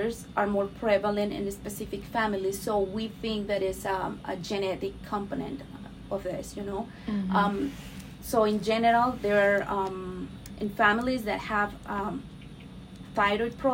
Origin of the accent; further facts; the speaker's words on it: Mexico; English is a second language; moved away as an adult; also born or lived in Miami Beach, Florida; now in United States; I'm from Mexico. I was mm-hmm. raised and born in Mexico